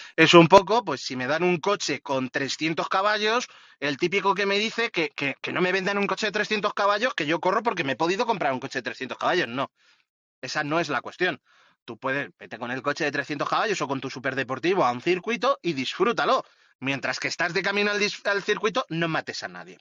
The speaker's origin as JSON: {"language": "Spanish", "town": "Madrid", "region": "Community of Madrid", "country": "Spain", "said": "yo que soy de, de Madrid"}